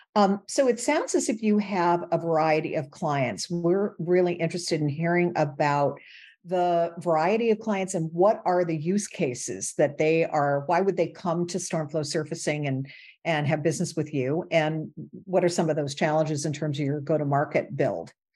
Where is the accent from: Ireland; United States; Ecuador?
United States; Michigan; moved away; I grew up in Michigan